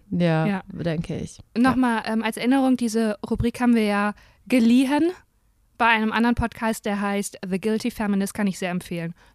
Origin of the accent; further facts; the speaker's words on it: Germany; anderen Ländern dachten halt nicht, dass ich Deutsche bin.